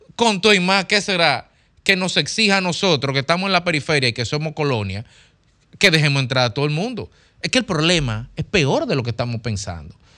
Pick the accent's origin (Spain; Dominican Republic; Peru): Dominican Republic